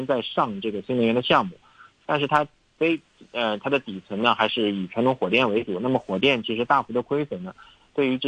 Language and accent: Chinese; China; 对我们中国人说